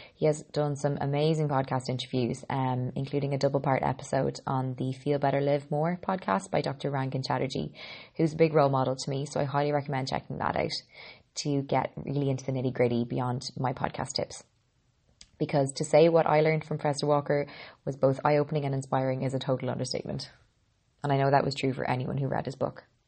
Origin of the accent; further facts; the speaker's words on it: Ireland; I'm an Irish girl